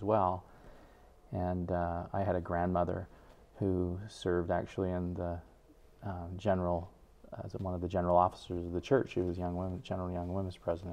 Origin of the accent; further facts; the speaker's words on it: Salt Lake City, Utah, United States; moved away as an adult; now in Rexburg, United States; I grew up in the Salt Lake area, went to BYU